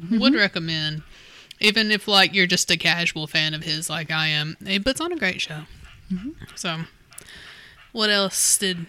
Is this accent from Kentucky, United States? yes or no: yes; Southeastern Kentucky, United States; we're from that area.